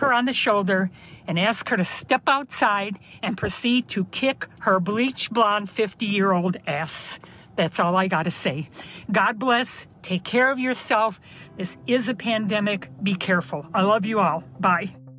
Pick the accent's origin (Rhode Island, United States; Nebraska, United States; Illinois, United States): Illinois, United States; Chicago; I'm almost seventy-five, but I'm from Chicago